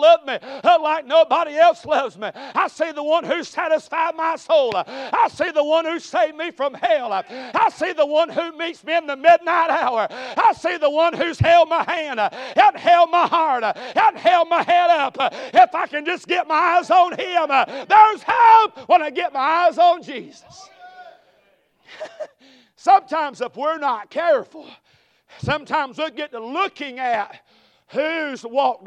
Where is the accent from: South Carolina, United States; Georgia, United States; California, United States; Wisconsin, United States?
South Carolina, United States; Conestee; I'm from Greenville, South Carolina, or a little mill village of Conestee.